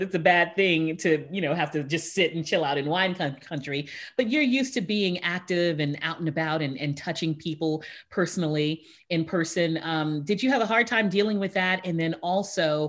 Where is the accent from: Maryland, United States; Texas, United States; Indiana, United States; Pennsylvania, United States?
Texas, United States; Houston; I was born and raised in Houston